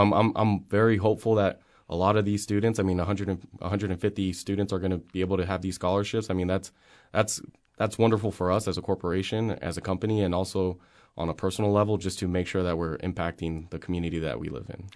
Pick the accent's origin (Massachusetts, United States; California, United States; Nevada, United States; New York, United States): Nevada, United States; Las Vegas; I grew up in Las Vegas. I, I attended high school here